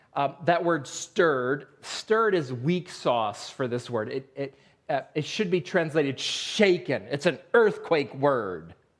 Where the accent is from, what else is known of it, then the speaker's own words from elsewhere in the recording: Western New York, United States; moved away; I grew up in Western New York